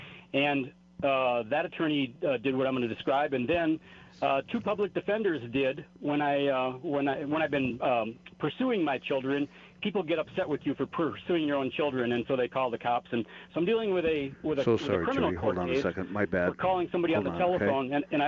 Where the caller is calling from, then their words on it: New Mexico, United States; in New Mexico